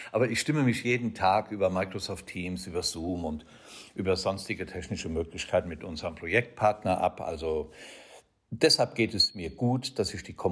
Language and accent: German; Rhineland-Palatinate, Germany; habe mich zum Pilot ausbilden lassen in Rheinland-Pfalz, meiner Heimat, und habe die Stiftung Fly and Help gegründet 2009.